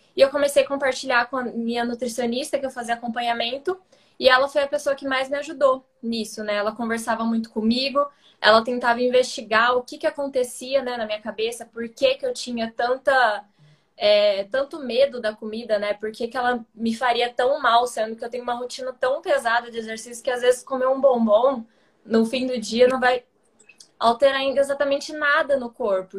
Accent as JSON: {"language": "Portuguese", "town": "Ribeirão Preto", "region": "São Paulo", "country": "Brazil", "moved": "as an adult", "lives_now": "São Paulo, Brazil", "said": "eu sou do interior de São Paulo, de Ribeirão Preto, mas hoje eu moro em São Paulo faz"}